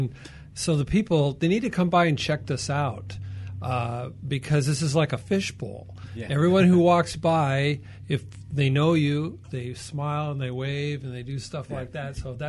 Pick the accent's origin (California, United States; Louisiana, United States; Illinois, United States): California, United States; Whittier; also born or lived in Salt Lake City, Utah; I get to be the mayor. And so I was born and raised here in Whittier. When I was 18, I graduated from Whittier High School.